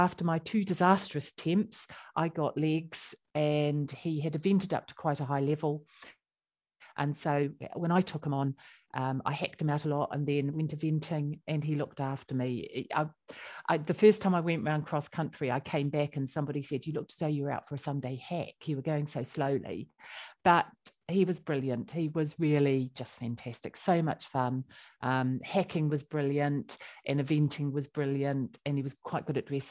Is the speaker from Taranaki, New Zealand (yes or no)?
no; Christchurch, Canterbury, New Zealand; moved away as an adult; now in United Kingdom; I come from Christchurch, so by the sea.